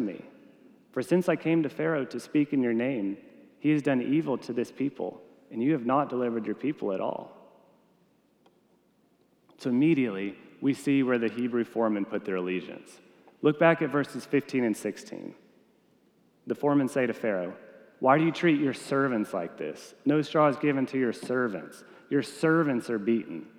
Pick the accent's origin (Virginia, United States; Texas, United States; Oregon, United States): Texas, United States; I'm a Texan